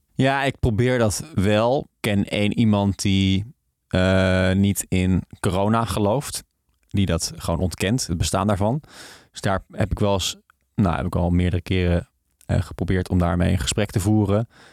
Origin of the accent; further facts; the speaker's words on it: the north of the Netherlands, Netherlands; ik kom uit het noorden van Nederland